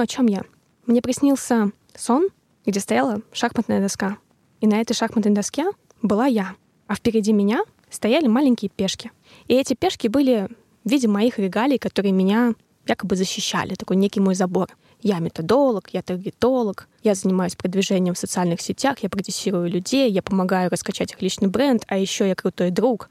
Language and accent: Russian; Tolyatti, Samara Oblast, Russia; moved away; побыть в Тольятти, побыть со своей семьей в родных краях